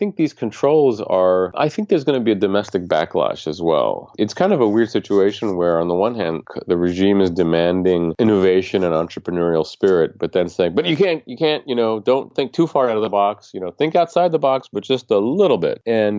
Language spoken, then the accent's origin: English; United States; as an American.